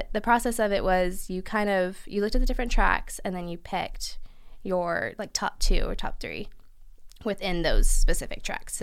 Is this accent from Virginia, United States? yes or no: yes; Abingdon, Virginia, United States; moved away as an adult; now in Richmond, United States; I am from Abingdon, Virginia